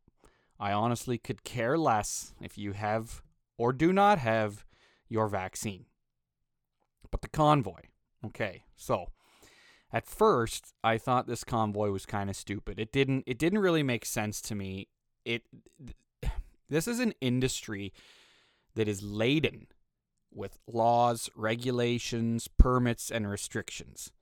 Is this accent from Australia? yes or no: no; Canada; also born or lived in Western Canada; As a fucking Canadian